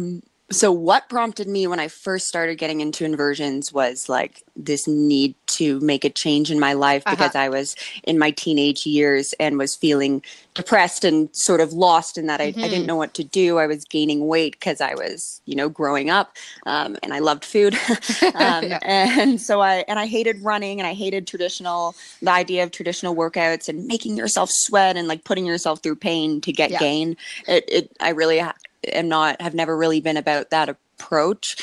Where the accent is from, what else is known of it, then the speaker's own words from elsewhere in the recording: Ontario, Canada; I grew up in Ontario